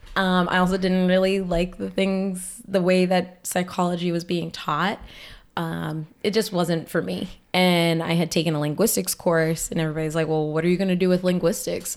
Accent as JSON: {"language": "English", "town": "Boston", "region": "Massachusetts", "country": "United States", "tie": "born or raised there", "lives_now": "Lowell, United States", "said": "I was born here in Lowell, and, uh, my mom had some issues with substance abuse, and for a while we had to move away, well, for our whole lives. So my dad's sister, my wonderful auntie mama, she adopted me, and my sister went to live with her dad in New Hampshire, and I went to live in Boston."}